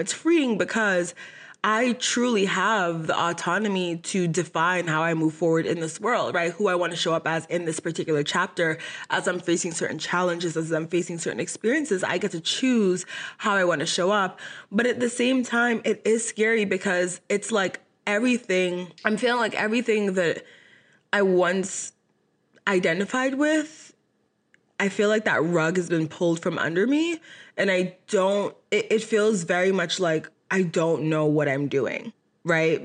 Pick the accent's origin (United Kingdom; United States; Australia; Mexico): United States; Boston, Massachusetts; moved away as an adult; now in Dallas, United States; my college was in my hometown in Boston, Massachusetts